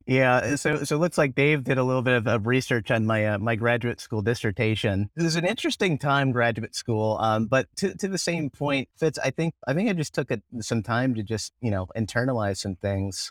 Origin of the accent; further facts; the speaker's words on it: Indianapolis, Indiana, United States; also born or lived in Greenwood, Indiana; I grew up in Indianapolis, Indiana.